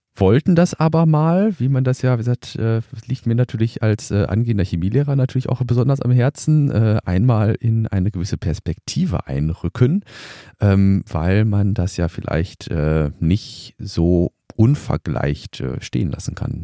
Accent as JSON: {"language": "German", "country": "Germany", "said": "bei uns in Deutschland"}